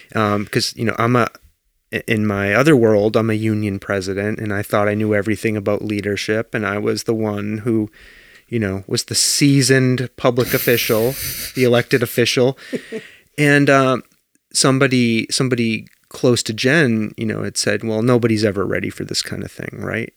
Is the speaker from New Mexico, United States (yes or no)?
no; Danvers, Massachusetts, United States; now in Belchertown, United States; I grew up in Danvers, Massachusetts